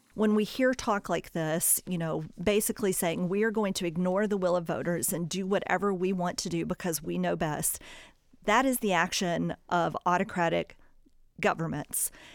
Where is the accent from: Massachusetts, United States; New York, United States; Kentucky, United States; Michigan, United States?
Massachusetts, United States; now in Ohio, United States; my home state of Massachusetts